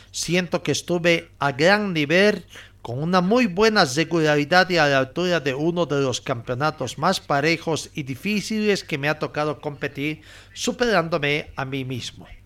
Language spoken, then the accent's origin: Spanish; Bolivia; also born or lived in Chile; Casualidades de la vida, soy de Bolivia y me tocó jugar varios años en Chile.